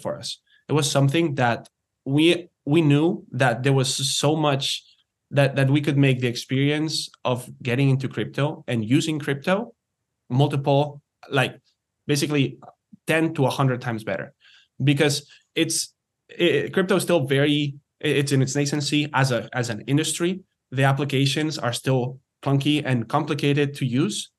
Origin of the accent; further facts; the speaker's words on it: Barcelona, Catalonia, Spain; moved away as an adult; also born or lived in United States / Canada; I'm, I'm originally from, from Spain. I'm from Barcelona, um, but have been betwe-, living between the U S and Canada for the past ten years.